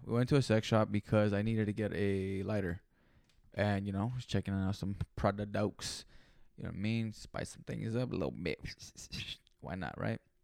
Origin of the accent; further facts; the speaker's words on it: Greenfield, California, United States; I'm not from Frisco. I'm from Greenfield, California